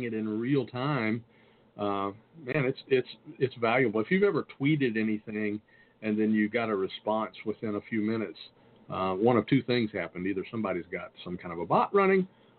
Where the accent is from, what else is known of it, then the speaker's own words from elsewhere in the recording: the South, United States; I'm from the South